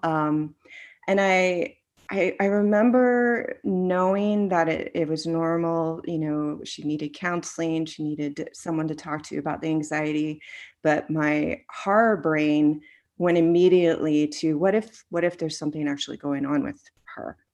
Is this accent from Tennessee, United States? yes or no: no; Florida, United States; growing up in Florida